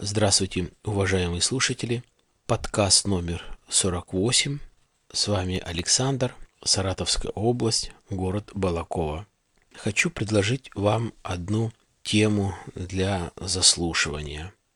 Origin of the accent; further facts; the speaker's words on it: Kyrgyzstan; moved away as an adult; now in Russia; я из Средней Азии